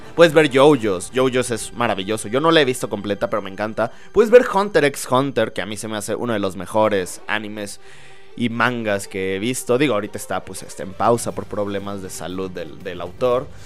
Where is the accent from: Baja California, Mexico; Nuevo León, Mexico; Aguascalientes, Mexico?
Aguascalientes, Mexico; Soy de Aguascalientes